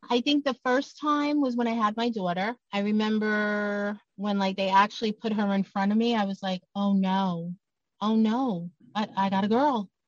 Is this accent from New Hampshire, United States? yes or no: no; New York City, New York, United States; I'm from Brooklyn